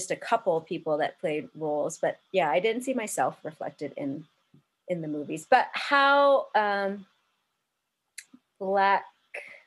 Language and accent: English; North Shore of Oahu, Hawaii, United States; And I'm from the North Shore of Oahu.